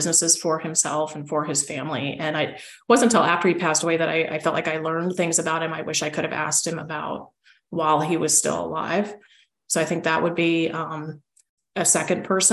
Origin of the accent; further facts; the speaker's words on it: Loveland, Colorado, United States; moved away as an adult; also born or lived in Oregon / Washington, D.C.; I grew up in Loveland, Colorado, the sweetheart city